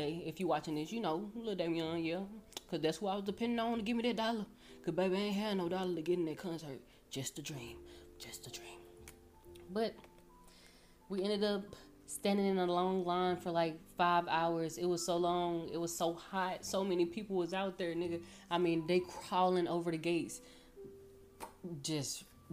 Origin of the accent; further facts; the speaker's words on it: Louisiana, United States; now in Irving, United States; I'm from Louisiana. We came moving out here.